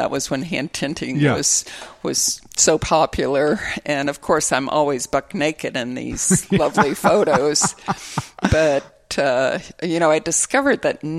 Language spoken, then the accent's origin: English; Detroit, Michigan, United States; moved away; growing up in Detroit